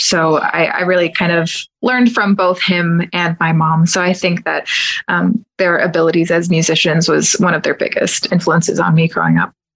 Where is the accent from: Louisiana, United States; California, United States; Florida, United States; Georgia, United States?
Florida, United States; Kissimmee; born or raised there; now in Windermere, United States